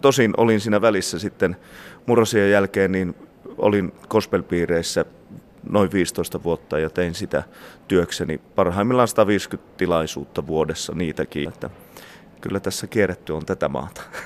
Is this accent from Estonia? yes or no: no; Sweden; mä oon syntynyt Ruotsissa